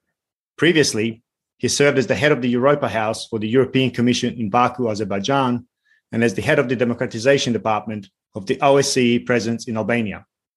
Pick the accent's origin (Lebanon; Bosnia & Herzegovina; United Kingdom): Bosnia & Herzegovina; Sarajevo, Federation of Bosnia and Herzegovina; I'm born and raised in Sarajevo and deeply experienced that conflict.